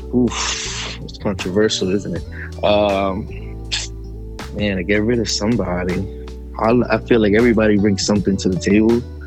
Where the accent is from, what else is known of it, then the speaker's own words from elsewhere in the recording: New Jersey, United States; I'm from Jersey